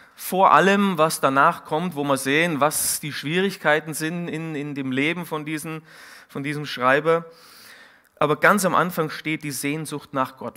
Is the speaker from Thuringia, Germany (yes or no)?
no; Munich, Bavaria, Germany; moved away; also born or lived in Siegen; ich bin ursprünglich aus dem Münchner Norden